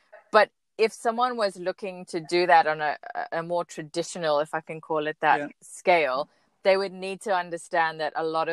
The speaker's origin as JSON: {"language": "English", "country": "South Africa", "moved": "yes", "said": "being South African abroad"}